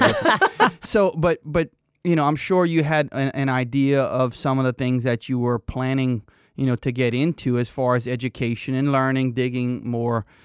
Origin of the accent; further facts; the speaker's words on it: Cajun, Louisiana, United States; accent: Cajun; being Cajun